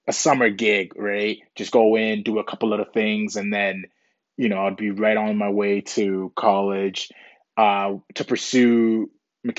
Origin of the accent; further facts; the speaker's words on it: Canada; also born or lived in Ghana; I was basically raised in Canada, came to Canada when I was 7